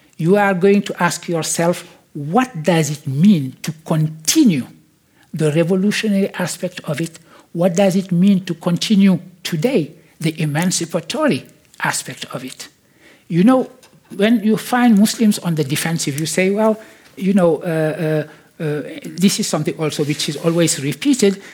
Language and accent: English; Senegal; I was born in Senegal